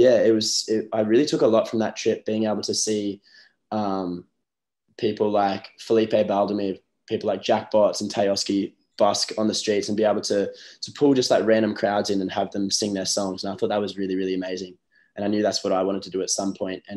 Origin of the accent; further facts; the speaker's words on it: Newcastle, New South Wales, Australia; moved away as an adult; also born or lived in Byron Bay / Sunshine Coast; my hometown's Newcastle. That's where I'm at the moment, back home